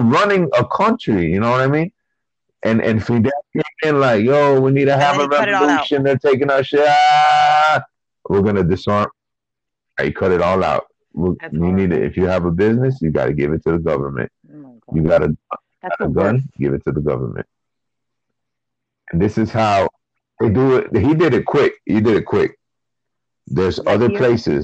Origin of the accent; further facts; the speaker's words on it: Chile; I'm from Chile